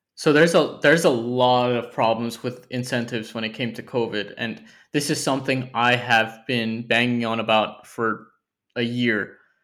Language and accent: English; United States; now in United Kingdom; as an American living here